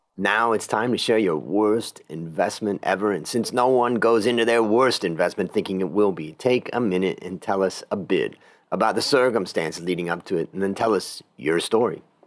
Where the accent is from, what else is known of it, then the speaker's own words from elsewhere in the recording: Ohio, United States; moved away; I came from Ohio originally, and agriculture was all around me